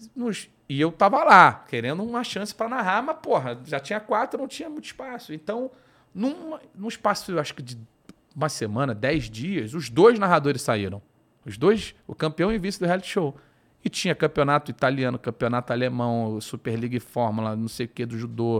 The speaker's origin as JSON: {"language": "Portuguese", "region": "Rio de Janeiro", "country": "Brazil", "tie": "born or raised there", "moved": "as an adult", "lives_now": "São Paulo, Brazil", "said": "Eu sou do Rio, minha família toda é do Rio, meus camaradas todos são do Rio. Então, assim, o meu, meu, a minha vida sempre foi no Rio"}